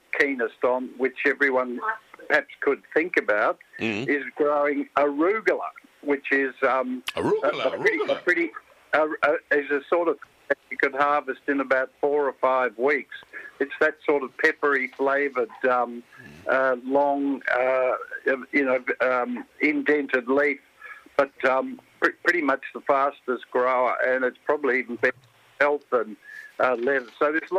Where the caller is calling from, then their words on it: Sorrento, Victoria, Australia; But I'm ringing from Sorrento